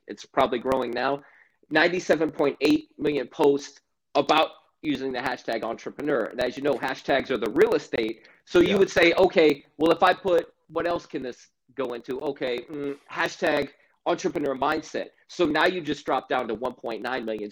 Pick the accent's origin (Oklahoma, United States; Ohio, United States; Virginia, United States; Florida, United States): Florida, United States; Stuart; I grew up in Stuart, Florida